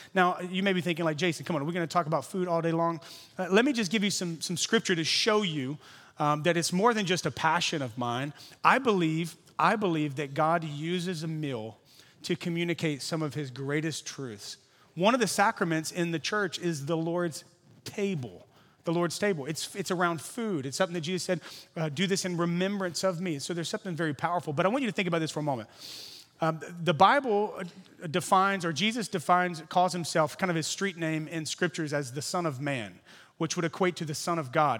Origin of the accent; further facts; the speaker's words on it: Louisiana, United States; now in San Francisco, United States; I'm from Louisiana originally. Now I live here. I'm like a Cajun Californian